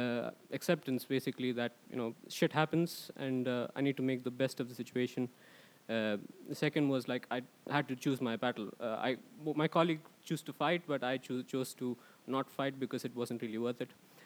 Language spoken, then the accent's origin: English; Bangalore, Karnataka, India; moved away as an adult; now in Sweden; I come from India, and I've been here for the better part of 8 years.